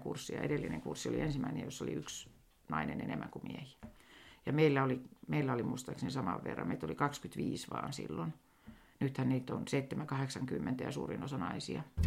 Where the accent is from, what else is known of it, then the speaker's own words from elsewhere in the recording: Helsinki, Uusimaa, Finland; accent: Helsinki dialect; moved away as an adult; now in Sodankylä, Finland; vielähän minä puhun ihan Helsingin murretta